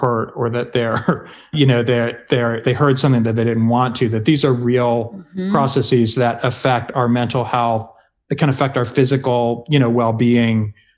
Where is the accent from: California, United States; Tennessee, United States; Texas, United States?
Tennessee, United States; moved away; I grew up in Tennessee